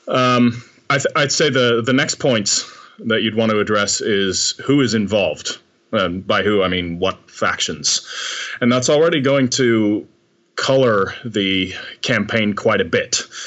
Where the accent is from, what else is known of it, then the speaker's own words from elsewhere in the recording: United States; now in Amsterdam, Netherlands; I'm a, uh, writer based in uh, Amsterdam for the most part. I'm actually American